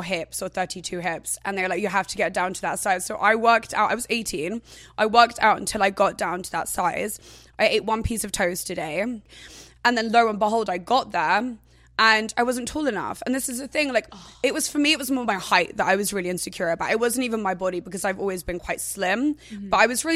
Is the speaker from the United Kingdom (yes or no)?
yes; England, United Kingdom; I was never from London. So I was from like a seaside town, which was down south.